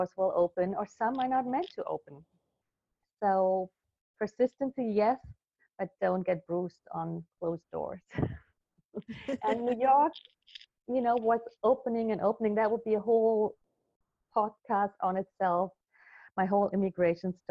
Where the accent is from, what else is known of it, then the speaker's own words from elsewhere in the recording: Berlin, Germany; I was born in Berlin at the time, actually, of the wall. I was in West Berlin with my family, middle-class family